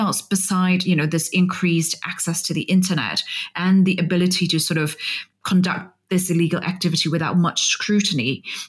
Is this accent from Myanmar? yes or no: yes; Myanmar; moved away; also born or lived in Vietnam; I used to live in Vietnam and travel extensively to Cambodia and Laos. And of course, I'm from Burma